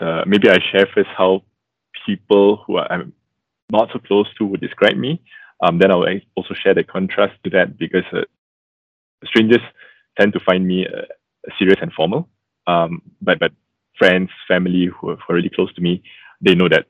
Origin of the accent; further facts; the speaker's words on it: Malaysia; a second-generation Christian, born and bred in Malaysia